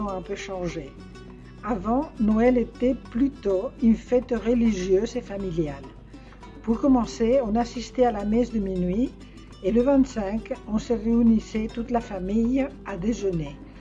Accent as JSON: {"language": "French", "country": "Spain", "moved": "yes", "lives_now": "France", "said": "cela fait un certain temps que je suis partie d'Espagne"}